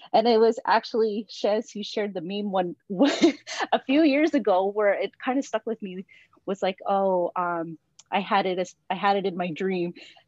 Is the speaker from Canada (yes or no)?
yes; Wiikwemkoong, Ontario, Canada; now in Peterborough, Canada; I'm from the Thunderbird clan, and I'm from Wiki, and I'm currently living in Peterborough while I go to school to finish my PhD.